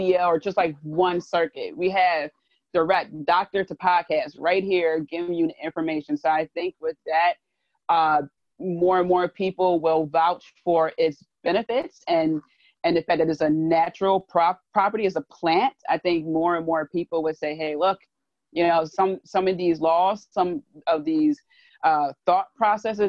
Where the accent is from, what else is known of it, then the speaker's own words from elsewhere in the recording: Philadelphia, Pennsylvania, United States; accent: Philly; my Philly accent